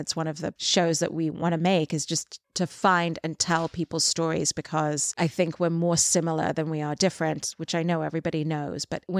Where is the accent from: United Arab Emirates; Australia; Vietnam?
United Arab Emirates; Dubai; because I grew up in Dubai and I felt like I didn't really belong in any group. I went to an English school, but I wasn't British.